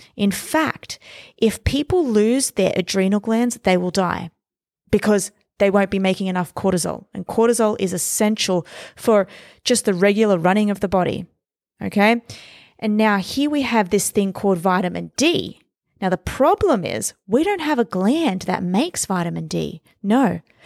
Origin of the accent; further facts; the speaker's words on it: Australia; now in New York City, United States; I was born and raised in Australia. I moved to New York City.